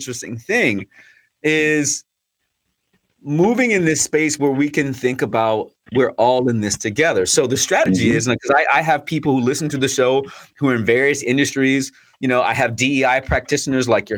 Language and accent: English; United States; I'm American.